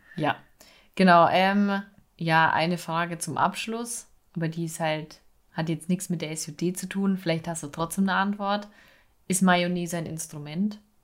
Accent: Bavaria, Germany; bei uns in Bayern

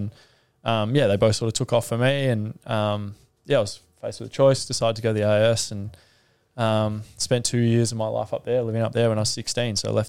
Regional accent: Melbourne, Victoria, Australia; I grew up in Melbourne, in Sandringham.

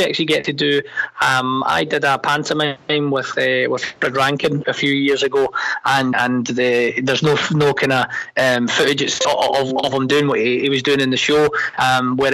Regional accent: Glasgow, Scotland, United Kingdom; accent: Glaswegian; I'm Scottish, but I'm Glaswegian. And Glaswegians have a very unique dialect.

